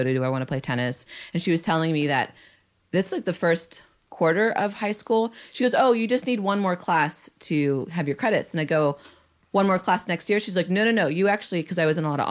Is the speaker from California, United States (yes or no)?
yes; San Jose, California, United States; also born or lived in Nashua, New Hampshire; I was raised in San Jose